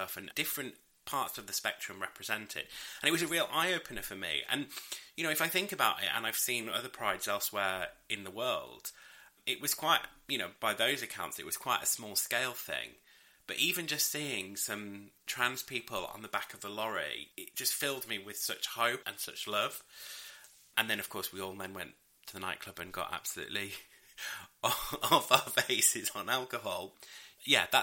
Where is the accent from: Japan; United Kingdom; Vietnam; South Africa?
United Kingdom; York, Yorkshire and the Humber; I grew up in York, and it's a very small city.